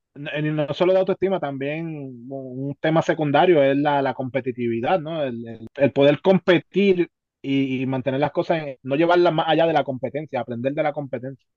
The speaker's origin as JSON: {"language": "Spanish", "country": "Puerto Rico", "said": "nosotros como puertorriqueños"}